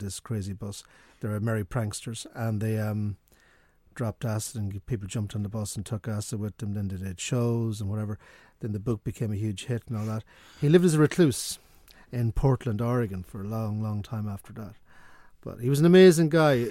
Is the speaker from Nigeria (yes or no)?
no; Sligo, Connacht, Ireland; I'm from Sligo